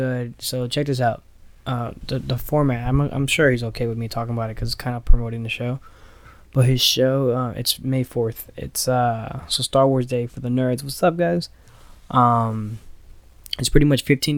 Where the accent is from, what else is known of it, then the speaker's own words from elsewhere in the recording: Miami, Florida, United States; moved away; I'm from Miami